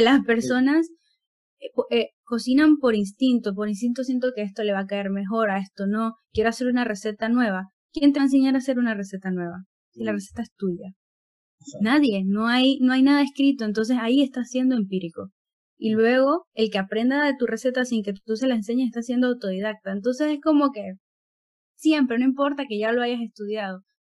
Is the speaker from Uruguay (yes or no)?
no; Panama; mi tierra panameña nacional